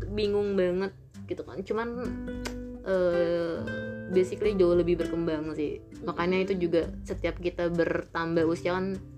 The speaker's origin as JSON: {"language": "Indonesian", "town": "North Jakarta", "region": "Jakarta", "country": "Indonesia", "said": "ya gue hijrah ke Depok gitu kan dan basically mental gue hancur gara-gara ya gue dari Jakarta Utara gitu kan"}